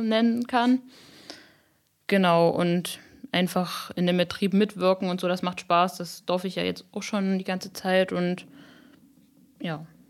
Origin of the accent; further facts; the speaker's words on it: Upper Lusatia, Saxony, Germany; ich liebe meine Heimat und die Oberlausitz und ich finde das super schön hier